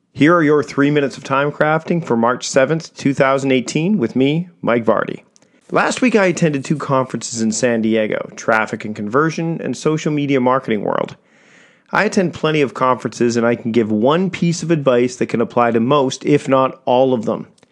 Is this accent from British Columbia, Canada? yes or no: yes; Victoria, British Columbia, Canada; my hometown of Victoria, B C, Canada